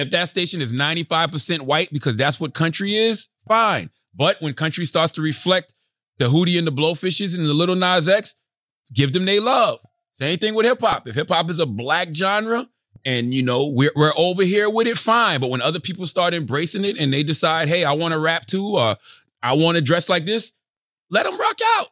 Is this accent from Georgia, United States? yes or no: no; South Carolina, United States; I'm from, I'm from the South, South Carolina